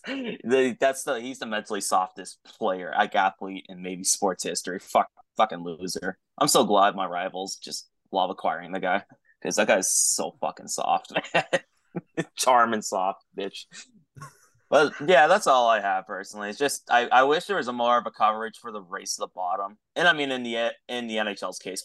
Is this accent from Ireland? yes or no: no; Canada; As a Canadian